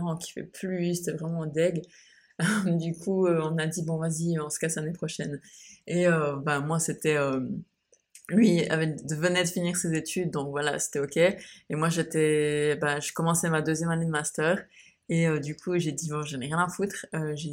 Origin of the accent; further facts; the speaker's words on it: Switzerland; moved away as an adult; now in Bali, Indonesia; j'ai quitté la Suisse, donc mon pays d'origine où je suis née. J'ai grandi et j'ai passé 26 ans de ma vie